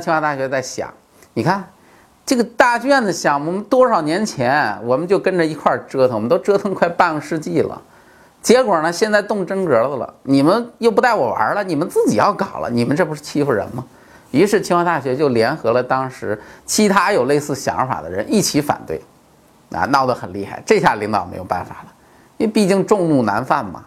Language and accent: Chinese; China; 我们中国人好面子嘛